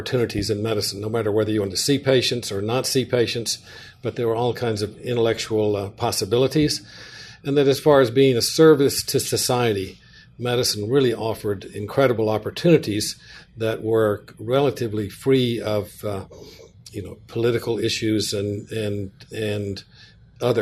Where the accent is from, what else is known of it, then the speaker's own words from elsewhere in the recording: Mississippi, United States; also born or lived in Boston, Massachusetts / Warm Springs, Georgia; I grew up in Mississippi